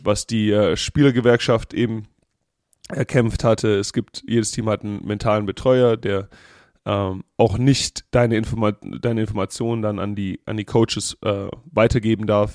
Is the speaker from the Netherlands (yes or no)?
no; Germany; now in Las Vegas, United States; ich bin aus dem Land der Dichter und Denker.